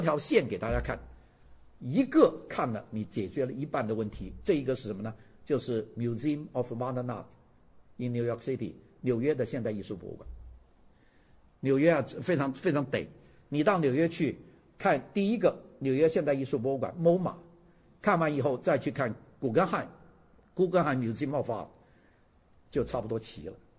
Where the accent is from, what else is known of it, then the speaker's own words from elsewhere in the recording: China; 我们中国人